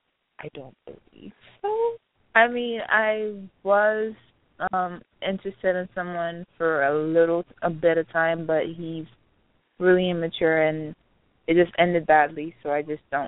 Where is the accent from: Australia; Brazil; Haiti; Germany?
Haiti; I'm Haitian. I'm from the Caribbean. I live in of Haiti.